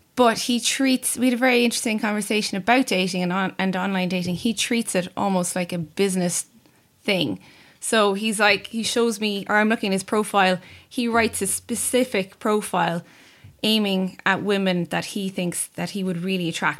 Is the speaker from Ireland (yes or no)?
yes; Cork, Munster, Ireland; I'm also from Cork